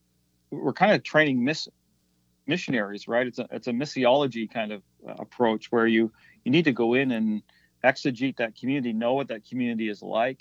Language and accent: English; the Maritimes, Canada; It's very different than what I grew up with in the Maritimes, very different than what my wife knew as well.